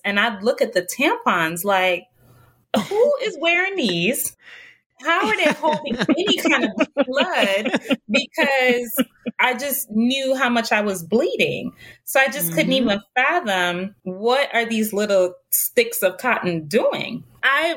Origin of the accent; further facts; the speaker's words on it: Jamaica; I'm originally from Jamaica